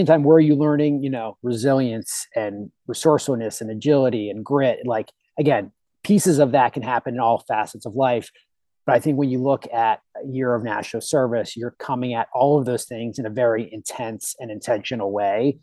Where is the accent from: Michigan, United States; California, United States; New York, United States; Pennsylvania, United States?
Pennsylvania, United States; Pittsburgh; I grew up in Pittsburgh